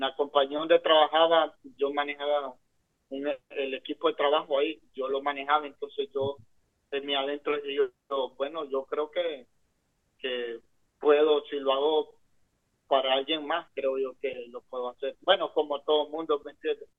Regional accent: San Pedro Sula, Cortés, Honduras; moved away as an adult; now in Sarasota, United States; Soy hondureño nací en San Pedro Sula

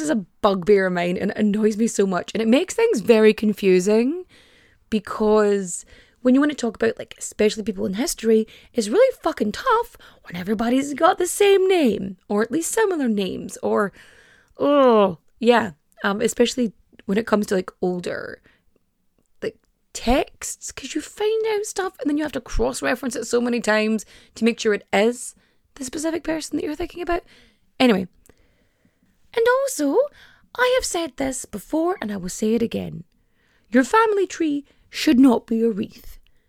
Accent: Ulster, Ireland; It's like, I'm from Donegal.

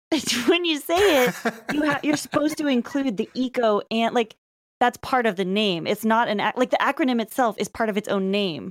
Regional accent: Lafayette, California, United States; we both grew up in, uh, suburb of Berkeley, California.

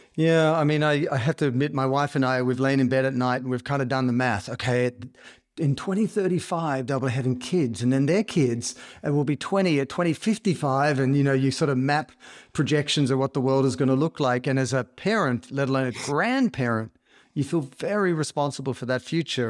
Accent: Australia; I grew up in Australia

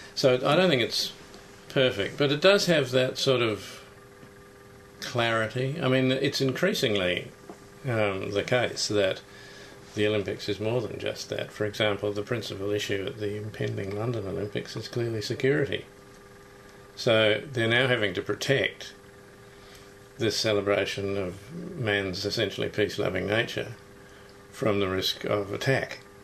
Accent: New Zealand; now in Australia; I grew up in New Zealand, which is similarly obsessed with sport

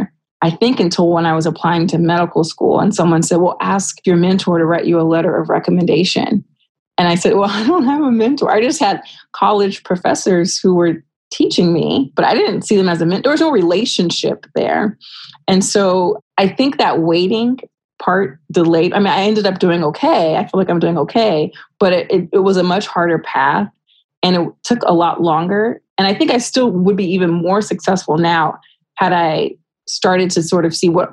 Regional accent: Rialto, California, United States; grow up in Rialto, California

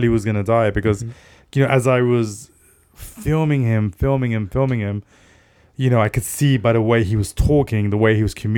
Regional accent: London, United Kingdom; moved away as an adult; now in Los Angeles, United States; I came from Tottenham

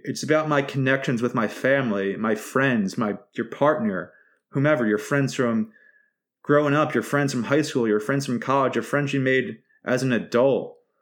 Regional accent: Philadelphia, Pennsylvania, United States; the beauty of being a Philadelphian.

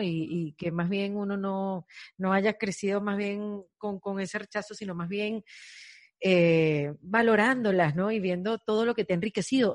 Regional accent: Venezuela; moved away as an adult; now in Miami, United States; Yo, yo soy venezolana, emigré hace ocho años a Miami

